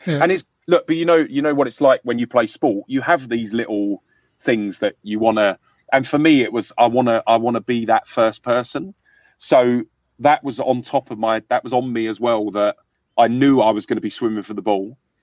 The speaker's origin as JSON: {"language": "English", "region": "London", "country": "United Kingdom", "tie": "born or raised there", "accent": "London", "said": "I, I grew up in London"}